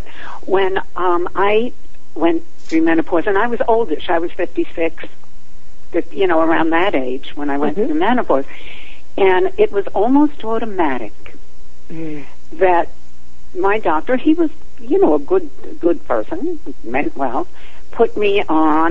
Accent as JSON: {"language": "English", "region": "New York", "country": "United States", "tie": "born or raised there", "moved": "yes", "said": "I grew up in New York"}